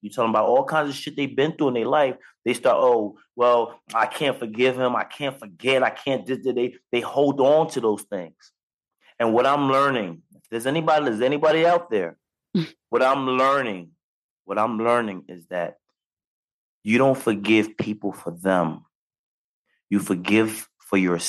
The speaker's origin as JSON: {"language": "English", "region": "New York", "country": "United States", "said": "15 years old, I'm on a block. I'm from New York"}